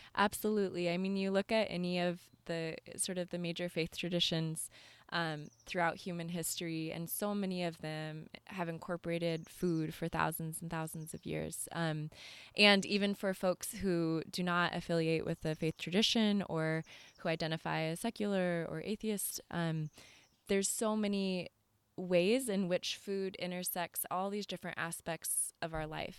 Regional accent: California, United States; moved away as an adult; also born or lived in East Coast, United States; grew up, um, in California and then traveled on out to the East Coast

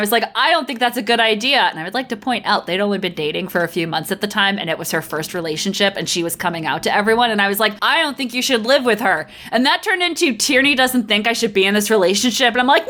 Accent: Connecticut, United States; I grew up in Connecticut.

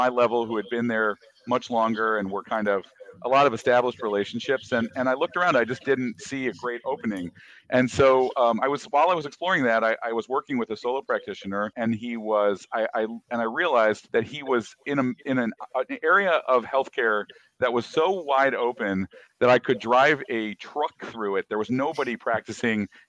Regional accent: Michigan, United States; moved away as an adult; also born or lived in Brazil / Hawaii / Chicago; now in Los Angeles, United States; I grew up from the age five forward. I grew up in Michigan

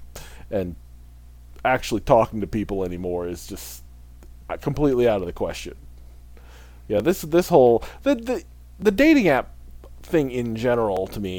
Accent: Midwest, United States; I grew up in the Midwest

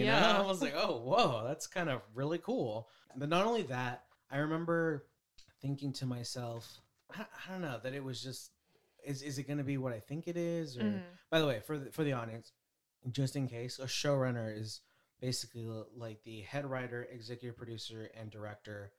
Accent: Bay Area, California, United States; we're from the Bay Area.

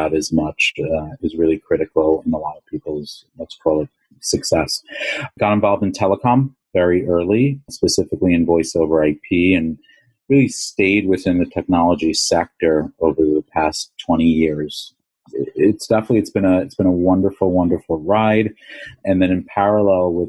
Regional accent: New York City, New York, United States; My background, born and raised in Long Island and in New York City

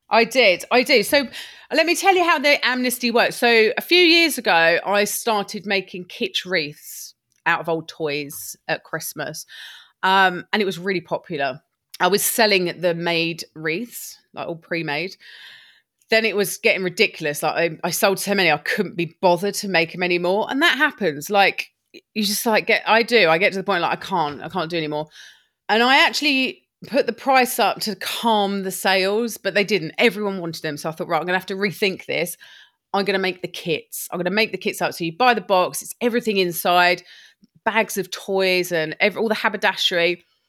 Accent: Lewes, South East England, United Kingdom; moved away as an adult; also born or lived in Brighton / Shropshire; I'm from Lewis

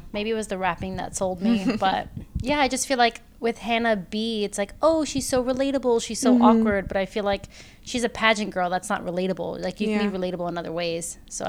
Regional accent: Miami, Florida, United States; Because I'm from Miami

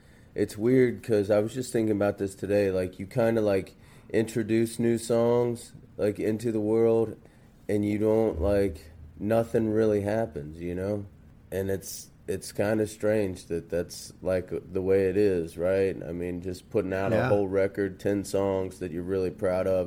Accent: northern Kentucky, United States; also born or lived in Cincinnati, Ohio; I grew up in northern Kentucky, and originally I was born in Cincinnati and lived in Madisonville

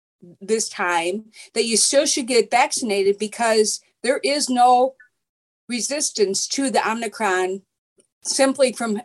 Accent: Dubuque, Iowa, United States; I'm from Dubuque, Iowa.

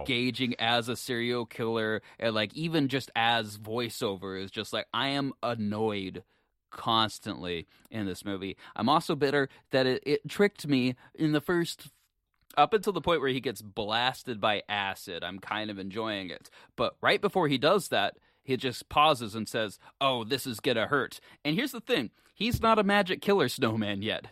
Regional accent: Alaska, United States; I grew up, I grew up in Alaska

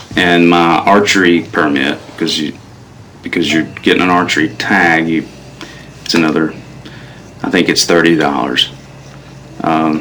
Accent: North Carolina, United States; I'm from North Carolina

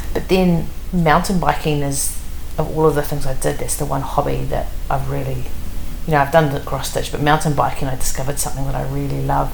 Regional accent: Wellington, New Zealand; I'm from Wellington, and Wellington is you know it's raining for much of the year.

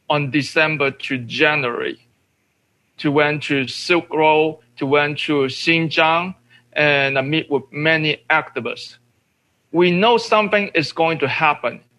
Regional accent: Hong Kong; moved away; the so-called revolution in Hong Kong, my hometown.

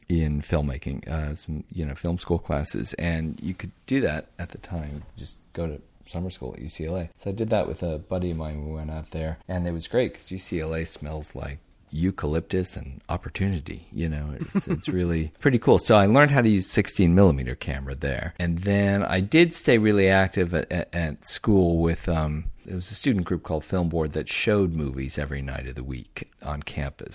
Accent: Omaha, Nebraska, United States; I grew up in Omaha

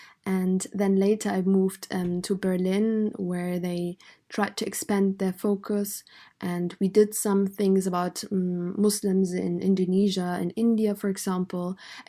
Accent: Afghanistan; now in Germany; I was born in Afghanistan

